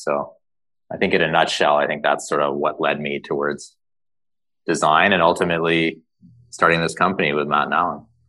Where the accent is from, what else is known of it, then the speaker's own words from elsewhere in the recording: Toronto, Ontario, Canada; I grew up in Canada, in Toronto